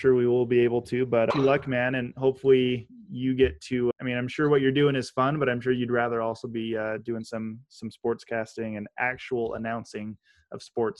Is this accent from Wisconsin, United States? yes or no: no; Boise, Idaho, United States; moved away; I'm from Boise, and I'm more of a Boise State fan than a BYU fan, but I went to BYU.